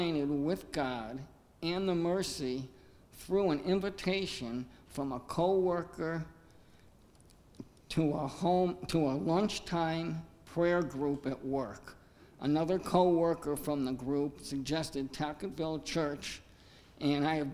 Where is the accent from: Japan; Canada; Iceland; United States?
United States; Wethersfield, Connecticut; also born or lived in Hartford / Vernon; born in Hartford and grew up in Wethersfield